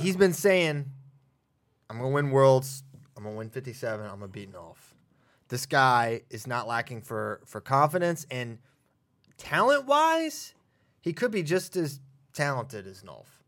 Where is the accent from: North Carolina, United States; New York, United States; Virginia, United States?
Virginia, United States; my home state